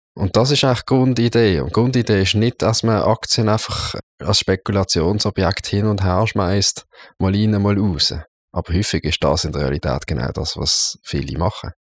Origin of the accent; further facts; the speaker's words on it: Basel, Basel-Stadt, Switzerland; also born or lived in St. Gallen; ausbildungsmässig bin ich äh, hier zu Basel ins Gimmi gegangen, ins Kirschgarten-Gimmi